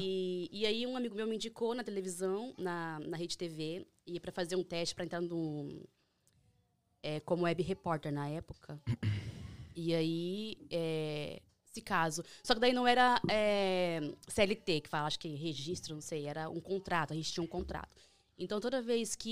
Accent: Três Lagoas, Mato Grosso do Sul, Brazil; moved away as an adult; also born or lived in São Paulo; now in United States; Eu morava em São Paulo há 10 anos, mas eu sou de Mato Grosso do Sul, Três Lagoas

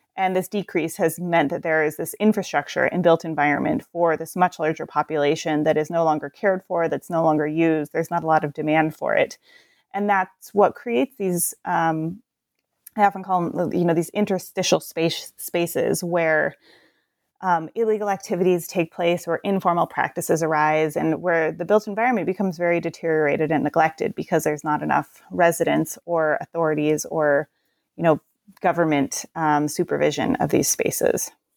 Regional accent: Portland, Oregon, United States; also born or lived in Detroit, Michigan; I'm from the Portland area

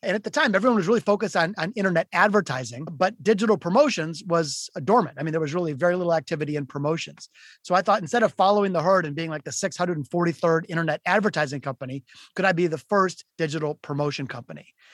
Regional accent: Detroit, Michigan, United States; I'm from Detroit, Michigan. I was born in the city of Detroit and I grew up playing guitar

